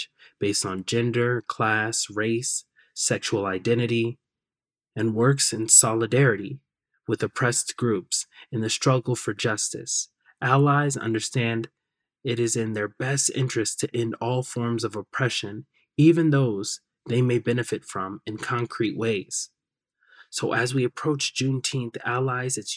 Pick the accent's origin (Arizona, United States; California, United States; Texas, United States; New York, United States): Arizona, United States; Sierra Vista; Growing up in Sierra Vista